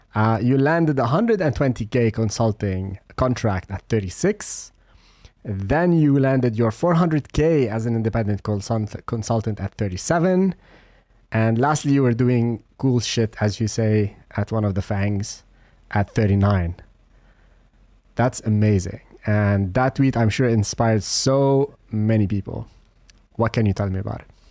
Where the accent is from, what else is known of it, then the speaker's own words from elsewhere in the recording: Lebanon; I come from Lebanon.